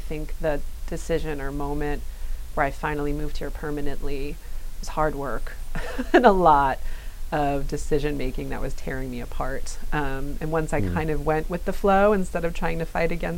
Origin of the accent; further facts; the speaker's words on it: a suburb of New York City, United States; moved away as an adult; also born or lived in Queens, New York; I grew up in Mayapak, which is a suburb of New York City